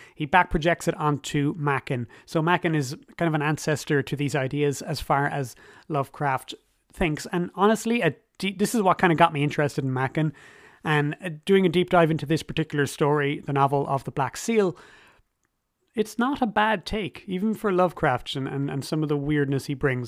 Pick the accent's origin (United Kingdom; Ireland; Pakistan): Ireland; As an Irish person myself